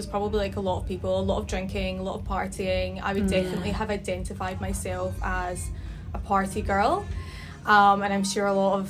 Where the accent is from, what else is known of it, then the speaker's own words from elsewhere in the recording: Glasgow, Scotland, United Kingdom; moved away as an adult; now in Sydney, Australia; So I'm originally from Scotland, from Glasgow. Like yourselves, I moved to Sydney about 4.5 years ago. So I would have been 25 at the time.